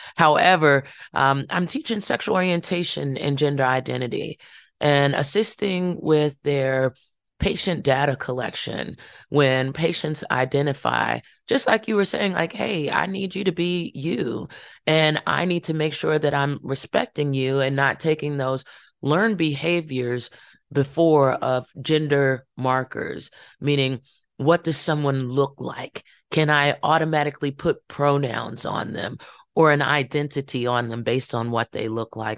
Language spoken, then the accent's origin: English; Farmville, Virginia, United States; happened in my hometown